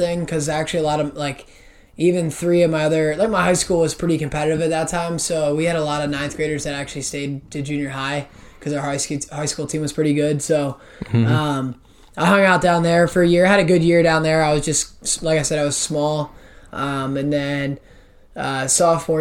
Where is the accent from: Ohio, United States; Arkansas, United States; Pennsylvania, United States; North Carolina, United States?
Pennsylvania, United States; Lancaster; Lancaster, like southern end, almost to Maryland